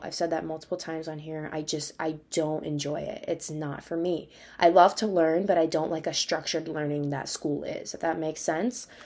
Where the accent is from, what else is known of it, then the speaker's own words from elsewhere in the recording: Wisconsin, United States; moved away; I'm from Wisconsin